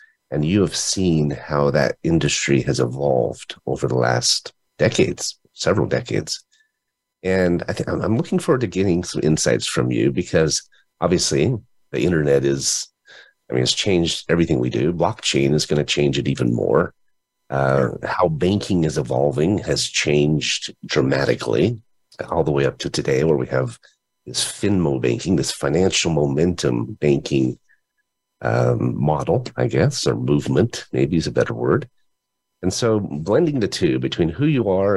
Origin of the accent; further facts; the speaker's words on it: Utah, United States; moved away; I'm from Utah originally